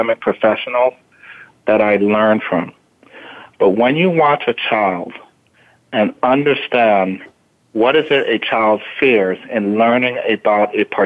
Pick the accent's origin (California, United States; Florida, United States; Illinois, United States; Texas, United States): Florida, United States; Miami; born or raised there; also born or lived in Jamaica